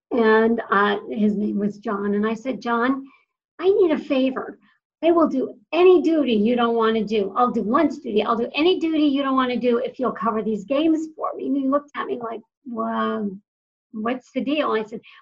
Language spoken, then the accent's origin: English; Western Massachusetts, United States; I was raised in Western Massachusetts